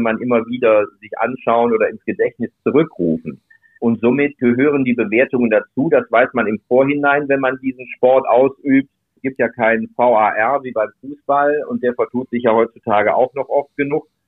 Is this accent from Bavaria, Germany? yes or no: no; Duisburg, North Rhine-Westphalia, Germany; moved away as an adult; ich komme aus Duisburg. Wir haben einen den höchst, der höchsten Anteile neben Berlin äh, in Deutschland an der türkischen Community auch da war zu der Zeit, wo ich in Duisburg gelebt habe, bis zu meinem 24. Lebensjahr